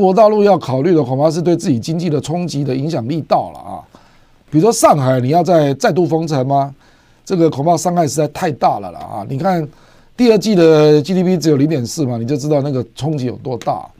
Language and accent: Chinese; Taiwan; 身为台湾人，我大概了解台湾的自我毁灭性何来